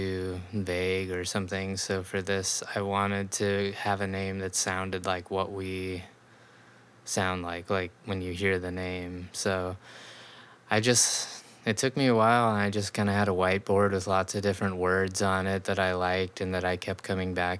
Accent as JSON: {"language": "English", "town": "Tri-Cities", "region": "Washington", "country": "United States", "tie": "born or raised there", "also_born_or_lived": "Los Angeles", "moved": "as an adult", "lives_now": "Seattle, United States", "said": "I had moved from Los Angeles back to my hometown in Tri-Cities"}